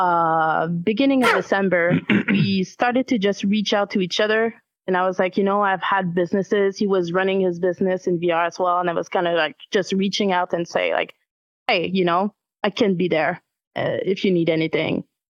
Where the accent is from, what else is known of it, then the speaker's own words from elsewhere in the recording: Canada; as a Canadian